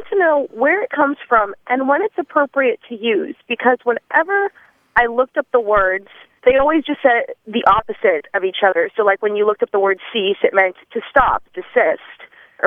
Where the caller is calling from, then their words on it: Tallahassee, Florida, United States; I'm calling from Tallahassee